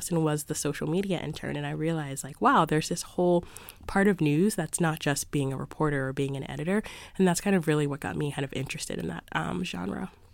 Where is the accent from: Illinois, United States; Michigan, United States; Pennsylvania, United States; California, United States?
Pennsylvania, United States; Philadelphia; moved away as an adult; now in Boston, United States; I grew up in Philadelphia, so my parents would have a subscription to the Philadelphia Inquirer